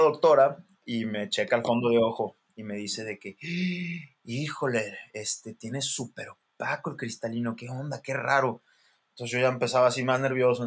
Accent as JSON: {"language": "Spanish", "country": "Mexico", "said": "soy el mexicano"}